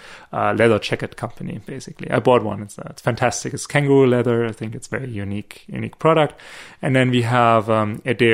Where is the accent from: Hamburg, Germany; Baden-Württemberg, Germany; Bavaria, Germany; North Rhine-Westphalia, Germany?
Baden-Württemberg, Germany; small town near Stuttgart; moved away as an adult; also born or lived in Munich, Germany; now in Australia; I'm not from Munich. Small town near Stuttgart